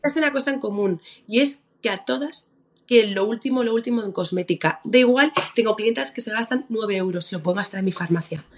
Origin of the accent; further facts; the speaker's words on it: Mallorca, Balearic Islands, Spain; now in Madrid, Spain; yo soy mallorquina